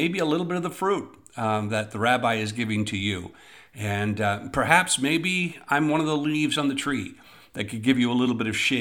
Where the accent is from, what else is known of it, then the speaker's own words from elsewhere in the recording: Eastern Ontario, Canada; when I was growing up in Eastern Ontario